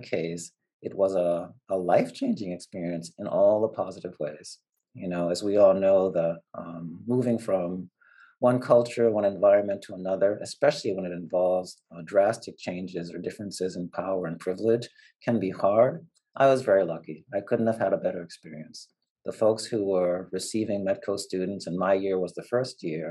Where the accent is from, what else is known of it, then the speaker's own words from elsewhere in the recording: Boston, Massachusetts, United States; also born or lived in Puerto Limón, Costa Rica; I did a bunch of my growing up in the Dorchester neighborhood of Boston